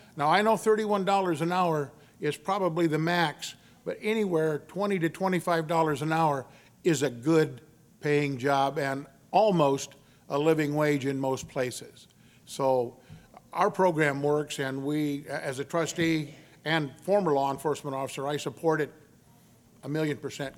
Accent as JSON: {"language": "English", "town": "Victoria", "region": "Texas", "country": "United States", "tie": "born or raised there", "also_born_or_lived": "Corpus Christi, Texas", "said": "I was born in Corpus Christi, Texas, but I was raised the majority of my youth in Victoria, Texas"}